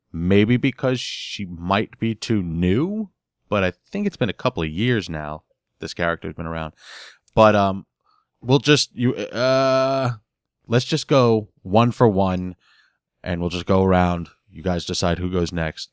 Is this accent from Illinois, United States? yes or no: no; New York, United States; growing up in New York, I had a very Hispanic family